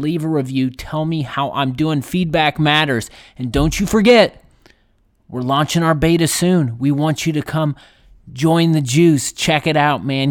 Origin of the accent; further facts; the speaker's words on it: Midwest, United States; as Midwesterner